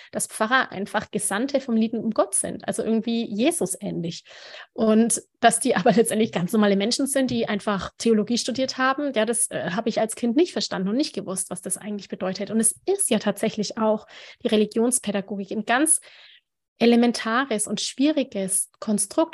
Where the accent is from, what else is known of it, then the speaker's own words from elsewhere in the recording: Nuremberg, Bavaria, Germany; Ich bin ja auch aus Nürnberg